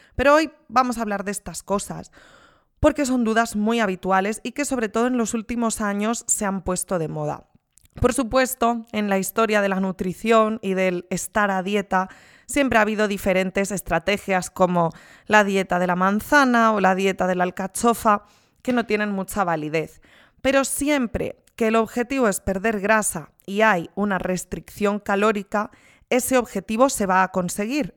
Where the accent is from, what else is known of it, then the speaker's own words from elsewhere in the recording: Spain; Soy de España